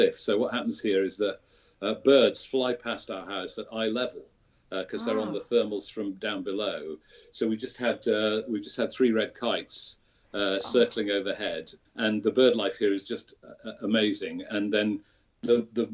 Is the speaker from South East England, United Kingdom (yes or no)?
no; Sheffield, Yorkshire and the Humber, United Kingdom; I was born and brought up in Sheffield